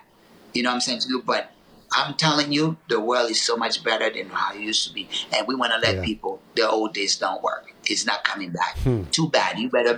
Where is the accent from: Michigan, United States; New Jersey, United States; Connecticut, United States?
New Jersey, United States; Newark; You know, I went to Essex County College in Newark. You know, I grew up in Newark, you know.